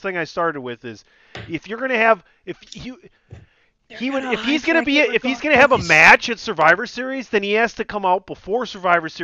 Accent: Milwaukee, Wisconsin, United States; I'm from Milwaukee

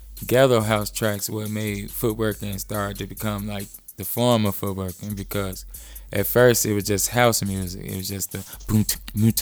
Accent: Chicago, Illinois, United States; I grew up and raised around Austin area, which is right around like by Wallen, Washington.

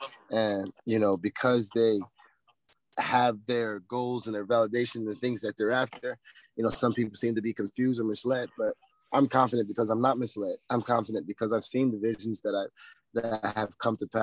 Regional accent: United States; I'm American

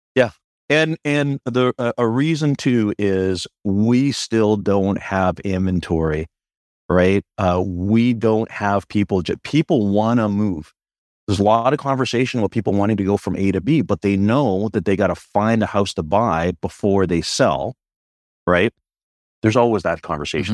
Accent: Victoria, British Columbia, Canada; I'm a born and raised Victorian

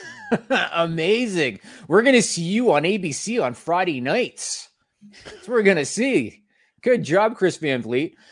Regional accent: Canada; we're both Canadian.

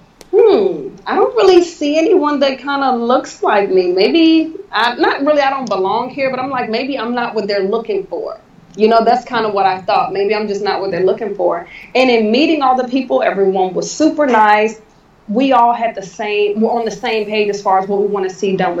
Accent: Newport News, Virginia, United States; growing up in Newport News

